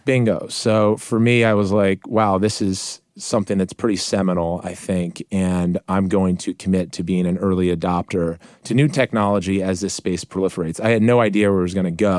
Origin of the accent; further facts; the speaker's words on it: Montgomery County, Maryland, United States; I grew up in Montgomery County, Maryland, in a middle-class